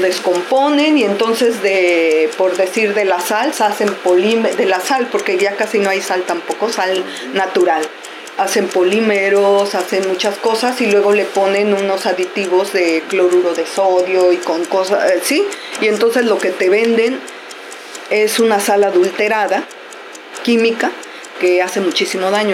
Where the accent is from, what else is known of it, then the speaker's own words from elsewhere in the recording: Mexico; now in Barcelona, Spain; yo soy mexicana